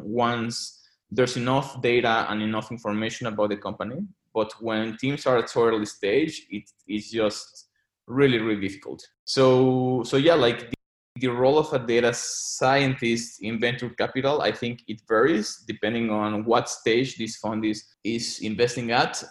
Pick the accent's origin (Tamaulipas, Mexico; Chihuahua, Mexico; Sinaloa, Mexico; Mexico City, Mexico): Mexico City, Mexico; moved away as an adult; also born or lived in London; I was born and raised in Mexico City